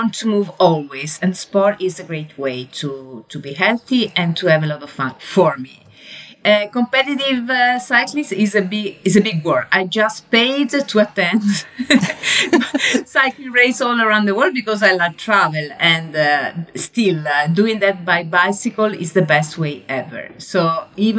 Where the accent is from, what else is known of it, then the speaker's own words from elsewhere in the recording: Verona, Veneto, Italy; accent: Italian; English is a second language; moved away as an adult; now in Florence, Italy; I am originally from Verona, which is a beautiful, beautiful city